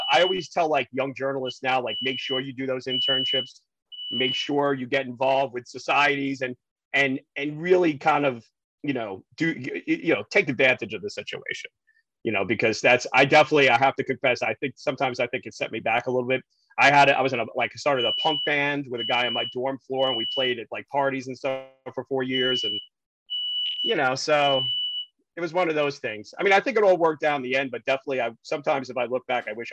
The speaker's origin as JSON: {"language": "English", "town": "New York City", "region": "New York", "country": "United States", "accent": "New York", "said": "he told me my New York accent was too, too strong and he said go home over the summer and work on it like that was going to help going back to queens"}